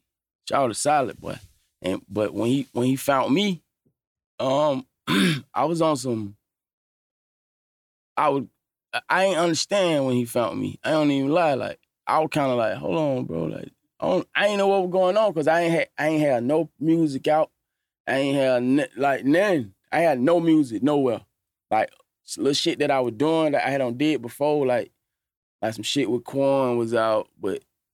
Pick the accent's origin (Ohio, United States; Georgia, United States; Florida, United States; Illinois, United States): Georgia, United States; Atlanta; I'm from Cleveland Avenue. I'm from Atlanta